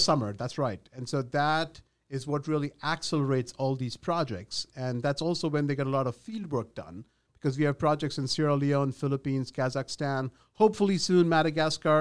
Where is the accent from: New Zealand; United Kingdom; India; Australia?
India; moved away as an adult; also born or lived in Ahmedabad, India / Mumbai, India; now in United States; I was born in Ahmedabad, just a short hop from Mumbai, but I grew up in India.